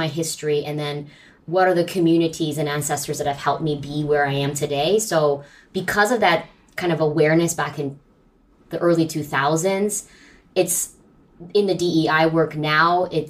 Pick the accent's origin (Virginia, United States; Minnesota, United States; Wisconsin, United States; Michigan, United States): Virginia, United States; suburban; also born or lived in San Francisco, California; I was born in San Francisco, and I grew up in suburban Virginia.